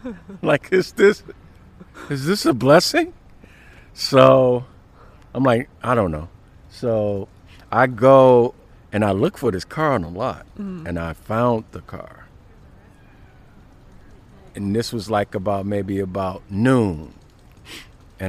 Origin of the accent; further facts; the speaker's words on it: University Park, Illinois, United States; also born or lived in Chicago; I grew up near University Park, the south suburbs of Chicago